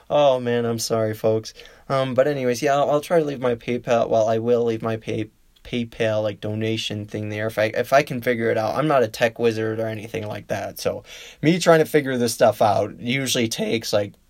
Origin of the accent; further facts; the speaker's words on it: Illinois, United States; And the other state I would love to see, because it is my home state, neighboring state, would be Illinois.